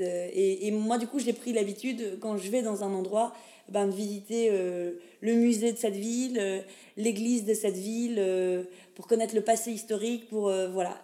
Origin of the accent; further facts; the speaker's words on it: Pont-à-Mousson, Grand Est, France; accent: French; moved away as an adult; also born or lived in Nancy / Lille / Namur; je viens de France, plus précisément de Lorraine. Et encore plus précisément, je suis musipontaine, c'est-à-dire habitante de Pont-à-Mousson